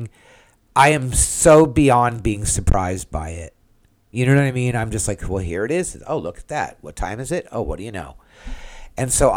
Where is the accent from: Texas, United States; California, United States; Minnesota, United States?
California, United States; now in Central Florida, United States; I'm from California